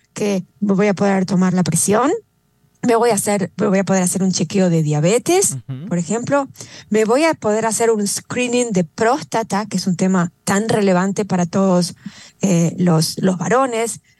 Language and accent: Spanish; Argentina; now in West Palm Beach, United States; yo soy de Argentina